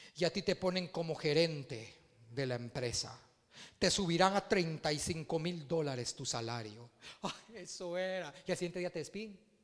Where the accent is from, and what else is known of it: Guatemala